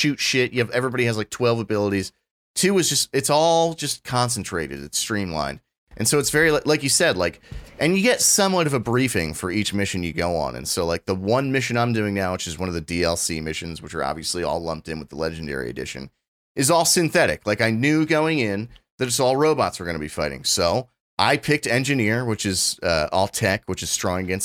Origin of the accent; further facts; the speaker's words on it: New England, United States; we're from New England